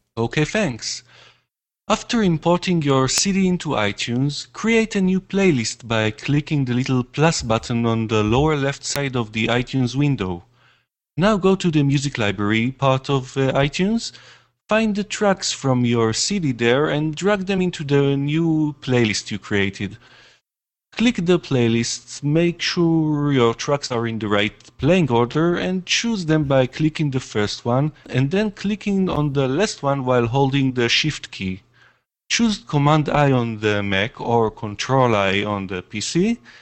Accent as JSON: {"language": "English", "country": "Israel", "said": "I'm a musician from Israel."}